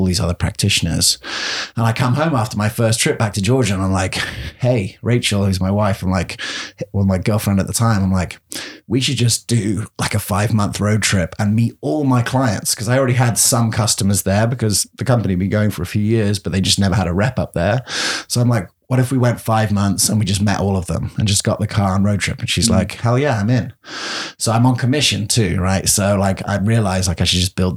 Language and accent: English; England, United Kingdom; moved away as an adult; also born or lived in Colorado / London; now in Gainesville, United States; it was fun being the English guy